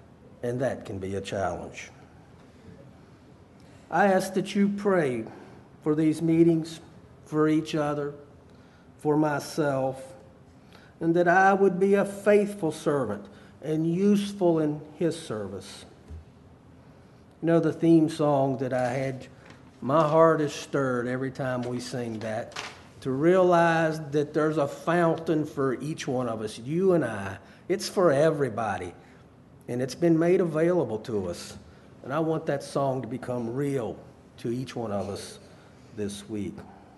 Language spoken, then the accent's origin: English; Harrisonburg, Virginia, United States; born there; also born or lived in South Carolina; I was born in Harrisonburg, Virginia. In 1973, my parents were asked to move to the lower part of South Carolina to help start a church.